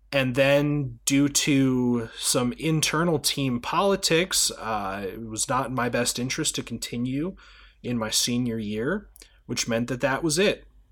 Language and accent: English; United States; as an American citizen